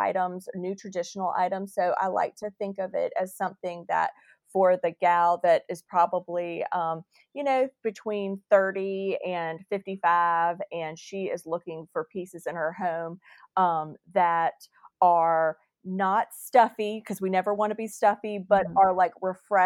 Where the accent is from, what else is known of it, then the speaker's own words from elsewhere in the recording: Winston-Salem, North Carolina, United States; my hometown, Dashing